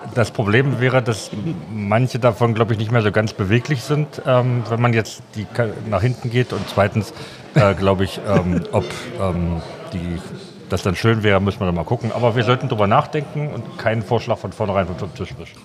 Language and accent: German; Magdeburg, Saxony-Anhalt, Germany; Ich bin ja aus Magdeburg ursprünglich mal aufgewachsen